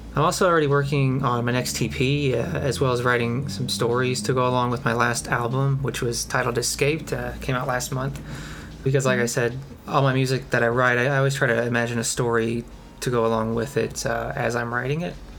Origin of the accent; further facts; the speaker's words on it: Kentucky, United States; I'm from Kentucky